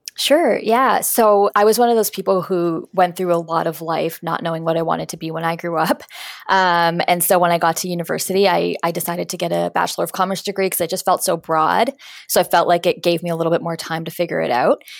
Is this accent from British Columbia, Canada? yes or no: no; Winnipeg, Manitoba, Canada; moved away as an adult; now in Toronto, Canada; I'm from Winnipeg. I moved to Toronto